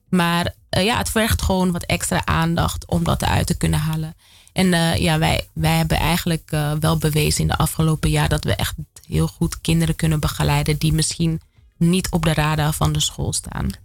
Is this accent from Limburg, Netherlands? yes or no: no; Amsterdam, North Holland, Netherlands; moved away as an adult; Ik kom uit Amsterdam Zuidoost. Ik woon er nu niet meer